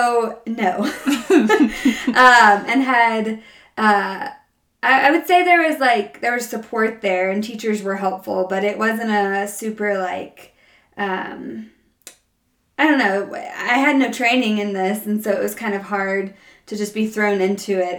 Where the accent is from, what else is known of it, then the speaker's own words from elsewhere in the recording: Jackson, Mississippi, United States; moved away as an adult; now in Denver, United States; I am born and raised in Jackson, Mississippi. So if you hear any slight accent, that is where that's from